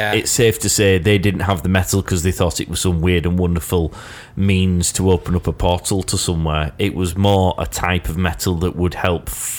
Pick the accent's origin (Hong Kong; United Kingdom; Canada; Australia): United Kingdom; We're great, because we're British.